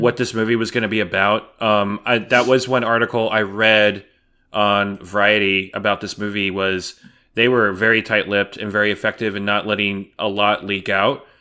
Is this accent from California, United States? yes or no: yes; California, United States; moved away; also born or lived in San Antonio; where I grew up in California, there were no Dairy Queens